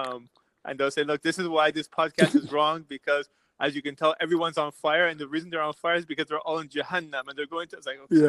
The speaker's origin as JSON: {"language": "English", "country": "United States", "tie": "born or raised there", "also_born_or_lived": "Iran", "second_language": "English", "said": "I grew up here"}